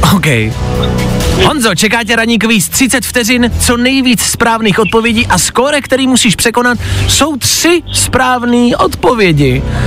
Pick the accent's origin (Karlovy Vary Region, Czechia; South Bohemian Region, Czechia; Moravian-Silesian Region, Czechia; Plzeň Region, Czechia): Plzeň Region, Czechia; Pilsen; u nás v Plzni